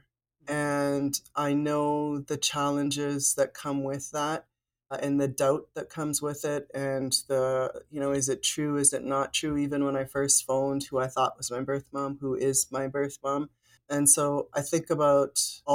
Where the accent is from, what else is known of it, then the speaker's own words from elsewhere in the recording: rural Northeast Saskatchewan, Canada; now in Regina, Canada; I was adopted, like I mentioned, into a family in rural Northeast Saskatchewan.